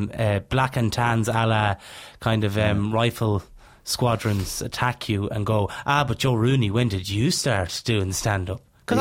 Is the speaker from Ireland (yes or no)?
yes; Leinster, Ireland; moved away; also born or lived in Dublin; I grew up in Laois.